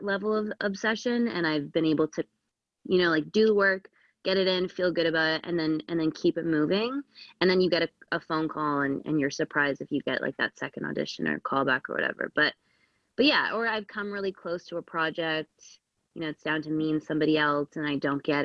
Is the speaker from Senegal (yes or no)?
no; Canada